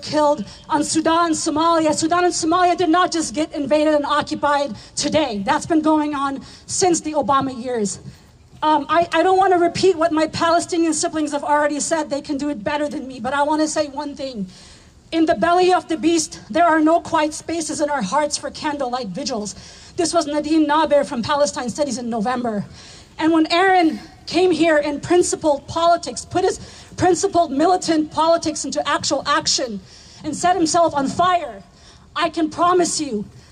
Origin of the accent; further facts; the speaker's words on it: Afghanistan; moved away; I am from Afghanistan